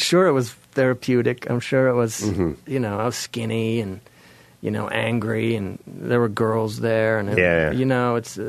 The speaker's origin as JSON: {"language": "English", "region": "Eastern Washington", "country": "United States", "tie": "born or raised there", "also_born_or_lived": "Castro Valley, California", "moved": "yes", "said": "I grew up in Washington State, Eastern Washington, and sort of farm country there."}